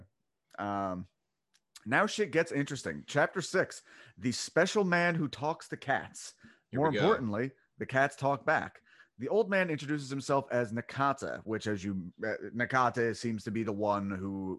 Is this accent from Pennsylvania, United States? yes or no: yes; Delco, Pennsylvania, United States; I'm from Delco